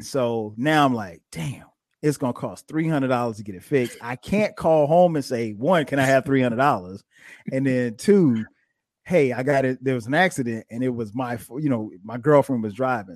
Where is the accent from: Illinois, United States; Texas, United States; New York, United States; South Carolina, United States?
South Carolina, United States; Florence; I grew up in little small town, uh, Florence, South Carolina